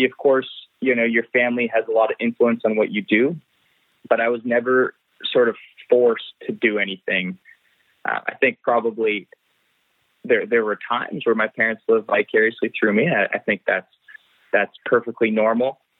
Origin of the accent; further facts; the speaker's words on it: Ottawa, Ontario, Canada; now in Mont-Tremblant, Canada; I was born in Ottawa. I grew up in Ottawa